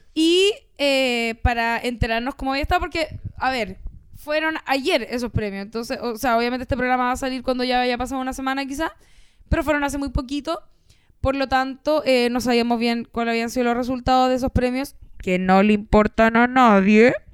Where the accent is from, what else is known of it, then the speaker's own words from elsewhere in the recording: Chile; Somos chilenos